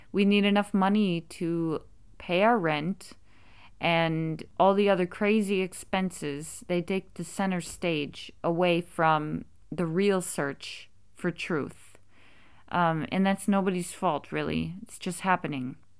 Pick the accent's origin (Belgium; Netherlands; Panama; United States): United States; being American myself